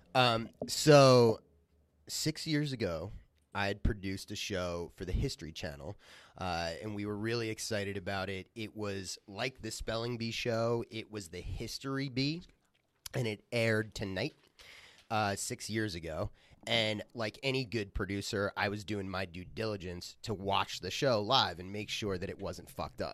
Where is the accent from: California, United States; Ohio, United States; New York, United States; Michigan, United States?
New York, United States; Long Island; now in New Jersey, United States; I grew up on Long Island